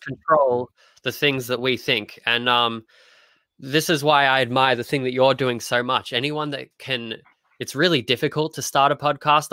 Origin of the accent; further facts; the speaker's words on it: Australia; as an Australian